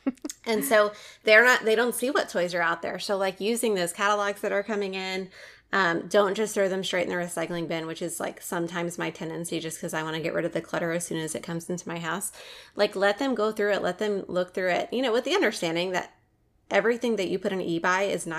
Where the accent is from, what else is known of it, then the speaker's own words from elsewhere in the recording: New Orleans, Louisiana, United States; moved away; a lot of our listeners may know that I'm from New Orleans